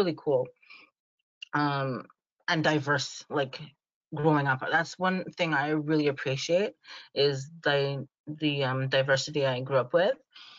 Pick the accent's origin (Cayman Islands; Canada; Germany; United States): Canada; I was born here, raised here, and I love my Canada.